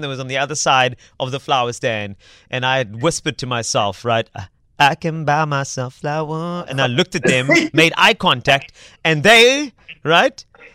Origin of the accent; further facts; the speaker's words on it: Cape Town, Western Cape, South Africa; I'm from Cape Town.